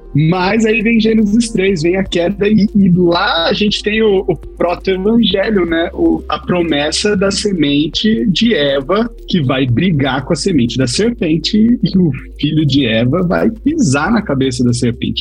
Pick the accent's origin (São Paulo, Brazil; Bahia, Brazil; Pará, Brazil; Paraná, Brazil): São Paulo, Brazil; interior of São Paulo state, Brazil; A gente é paulista do interior